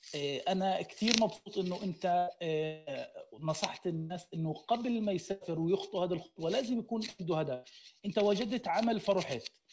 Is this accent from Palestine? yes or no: yes; Gaza, Gaza Strip, Palestine; انا من غزه